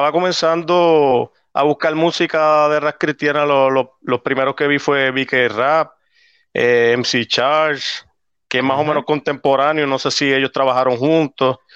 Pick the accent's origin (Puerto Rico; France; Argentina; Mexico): Puerto Rico; Arecibo; now in South Carolina, United States; Nací y criado en Arecibo y pues ahora viviendo en South Carolina.